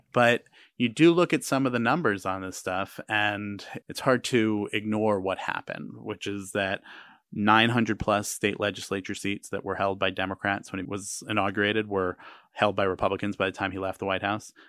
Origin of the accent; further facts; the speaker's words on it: United States; as an American